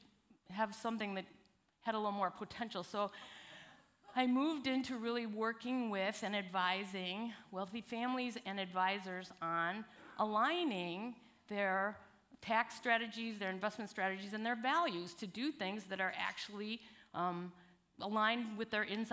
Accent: Chicago, Milwaukee area, Midwest, United States; I actually grew up in the Midwest. I'm originally from Chicago, Milwaukee area

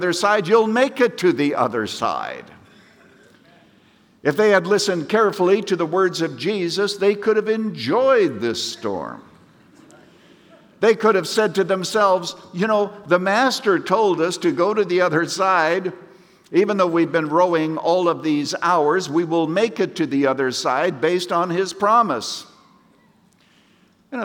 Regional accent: Canada; moved away; I was brought up in Canada, and we used to sing a little ditty in church

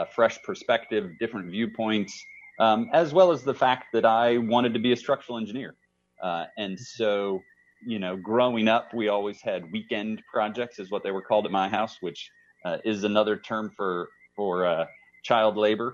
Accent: Kansas City, Missouri, United States; also born or lived in Wichita, Kansas / Laramie, Wyoming; I was born in Wichita, Kansas, moved to Kansas City, as a six-year-old or something like that. So grew up here in Kansas City

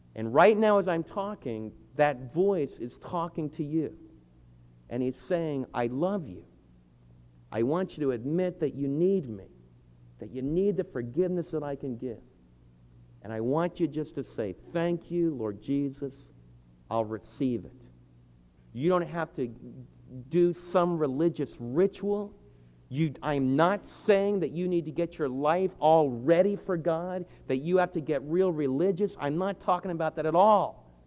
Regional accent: New Jersey, United States; the state where I was born in New Jersey

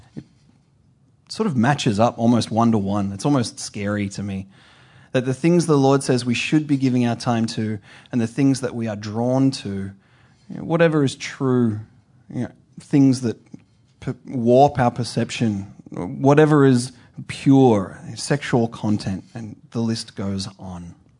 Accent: Australia; moved away; I'm from Australia. My family is in Australia

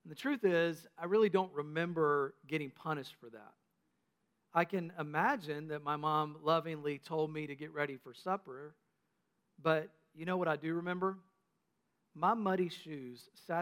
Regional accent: North Carolina, United States; When I was a kid growing up in North Carolina, my papaw and mamaw owned a nursing home that they started

